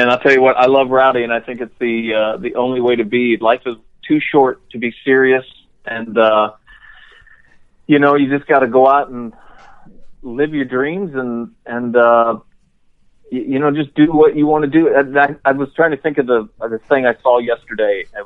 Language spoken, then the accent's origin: English; Florida, United States; I grew up in Florida.